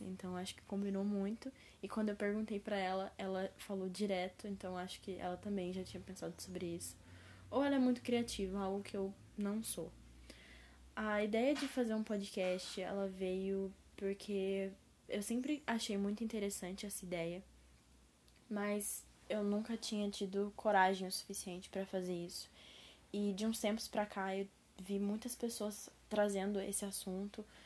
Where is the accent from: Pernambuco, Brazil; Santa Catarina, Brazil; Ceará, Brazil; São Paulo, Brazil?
São Paulo, Brazil; interior of; accent: caipira (interior paulista, retroflex r); eu moro numa cidade do interior de São Paulo. Então, a minha voz, né, o meu sotaque, eu vou falar verde, porta e portão.